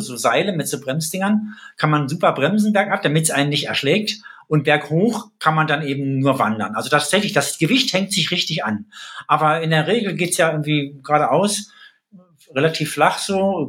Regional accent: East Germany, Germany; moved away as an adult; now in Rhineland, Germany; aus ähm, Ostdeutschland gebürtig, wohne aber seit 20 Jahren im Rheinland

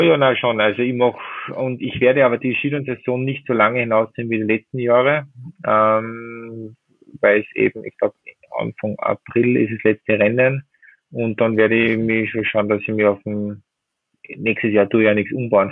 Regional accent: Werfenweng, Salzburg, Austria; in meiner Heimat in Werfmen

